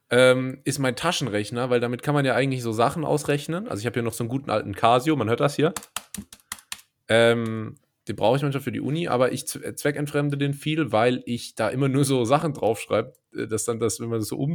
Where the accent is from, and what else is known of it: Germany